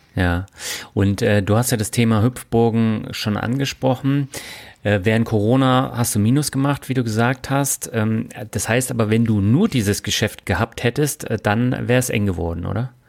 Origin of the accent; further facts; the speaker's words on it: Rhine-Neckar, Germany; moved away; Für dieses Interview geht meine Leitung wieder in meine alte Heimat, die Rhein-Neckar-Region